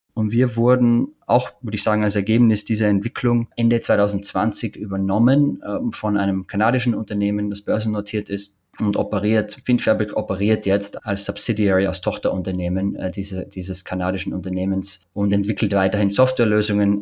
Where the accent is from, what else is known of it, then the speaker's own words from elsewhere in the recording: Oberwölz, Styria, Austria; moved away; also born or lived in Bruck an der Mur; Ich bin in Österreich in der Steiermark geboren, in Oberwölz, kleinsten Stadt der Steiermark.